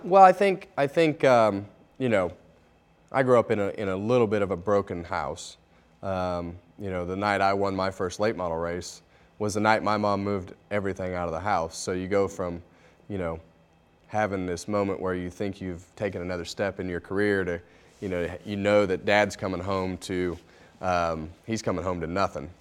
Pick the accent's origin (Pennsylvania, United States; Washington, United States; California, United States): California, United States; Bakersfield; I grew up in Bakersfield, California